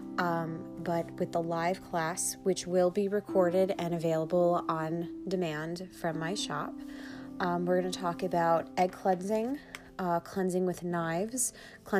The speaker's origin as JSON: {"language": "English", "area": "Long Island", "region": "New York", "country": "United States", "accent": "Long Island", "said": "my Long Island accent"}